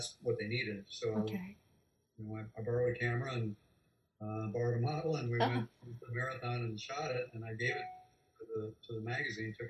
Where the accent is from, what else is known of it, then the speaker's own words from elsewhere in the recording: Illinois, United States; also born or lived in Denver, Colorado / Hawaii; now in Florida Keys, United States; from the swim team growing up in Illinois